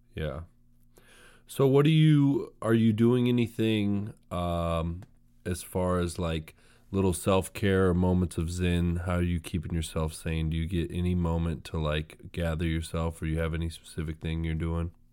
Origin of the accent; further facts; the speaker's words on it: Sacramento, California, United States; I'm from Sacramento